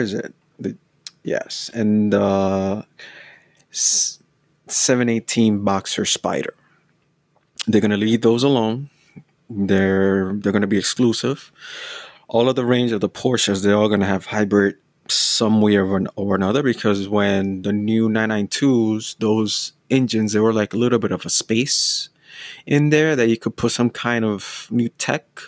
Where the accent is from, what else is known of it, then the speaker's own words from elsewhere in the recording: United States; I'm from the States